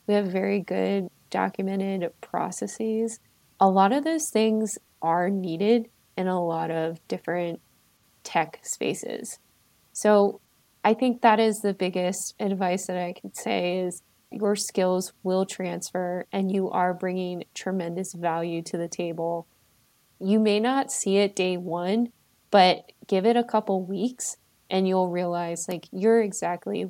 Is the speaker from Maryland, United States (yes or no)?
yes; Maryland, United States; now in Colorado, United States; I am originally from Maryland. I currently live in Colorado